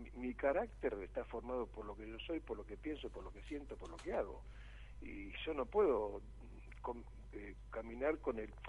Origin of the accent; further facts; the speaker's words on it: Buenos Aires, Argentina; moved away as an adult; now in Varadero, Cuba; yo soy porteño de nacimiento y criado en Capital Federal